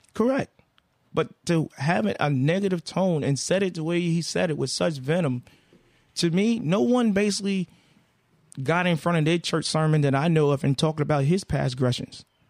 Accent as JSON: {"language": "English", "region": "the South", "country": "United States", "said": "I'm a man from the South"}